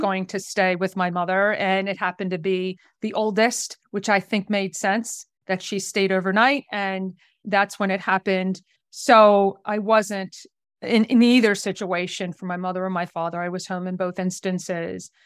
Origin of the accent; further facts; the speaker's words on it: New Jersey, United States; I'm originally from the South Jersey area